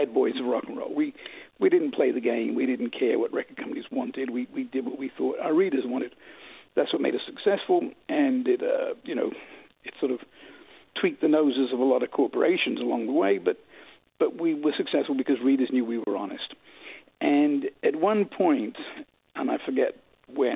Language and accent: English; London, United Kingdom; also born or lived in New York City, United States; now in United States; I was born in New York City, and I grew up in London, England. And then we moved back to America in 1971, and I've really been here ever since.